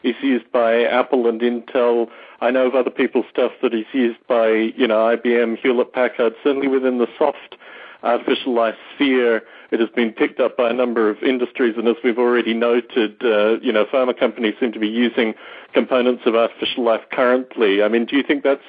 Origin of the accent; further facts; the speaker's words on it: Canberra, Australian Capital Territory, Australia; my hometown of Canberra, Australia